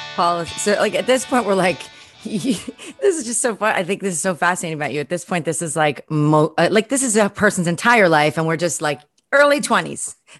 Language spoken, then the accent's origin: English; New York City, New York, United States; growing up in Brooklyn